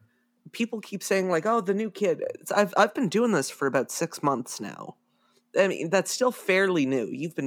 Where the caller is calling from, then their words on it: Waterloo, Ontario, Canada; I am calling from Waterloo, Ontario, Canada